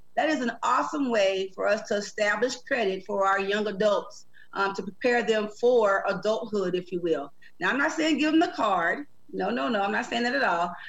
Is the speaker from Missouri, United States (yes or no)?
yes; St. Louis, Missouri, United States; moved away as an adult; I'm from St. Louis originally, originally from St. Louis